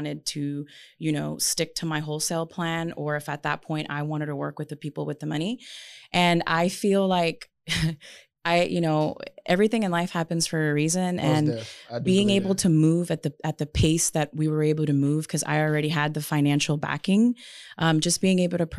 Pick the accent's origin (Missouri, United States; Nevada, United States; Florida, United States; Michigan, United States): Nevada, United States; Las Vegas; And this is not my city. Like, we're from Vegas